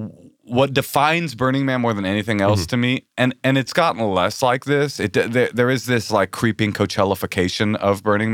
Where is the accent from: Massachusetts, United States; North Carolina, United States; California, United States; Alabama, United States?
California, United States; Bay Area; I come from the Bay Area and my mom's a fucking hippie. I was raised around naked hippies my entire life.